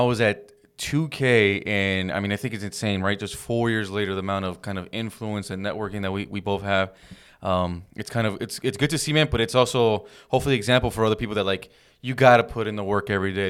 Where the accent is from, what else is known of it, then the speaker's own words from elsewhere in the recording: Downey, California, United States; we grew up in Downey, California